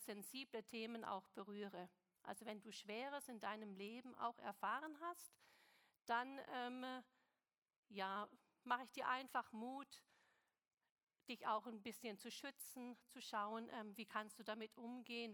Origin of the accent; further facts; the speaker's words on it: Stuttgart, Baden-Württemberg, Germany; moved away; also born or lived in China; Ich bin in Stuttgart geboren, im Schwabenland